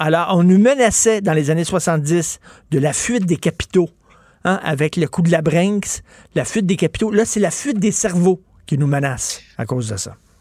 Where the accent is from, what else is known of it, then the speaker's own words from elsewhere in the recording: Quebec, Canada; nous autres, les Québécois francophones non éduqués